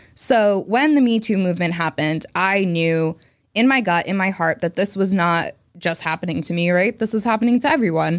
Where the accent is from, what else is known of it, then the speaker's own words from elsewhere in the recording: New Jersey, United States; moved away as an adult; also born or lived in Boston; I was born and raised in New Jersey, where I am now, though I did live in Boston for ten years